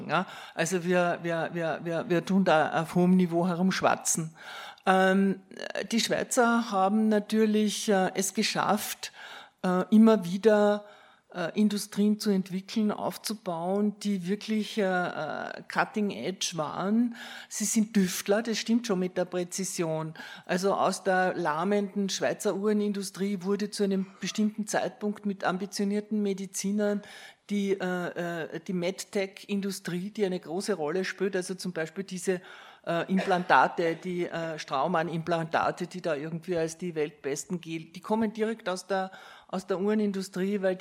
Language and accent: German; Austria; ich komme aus Österreich, aus dem Nachbarland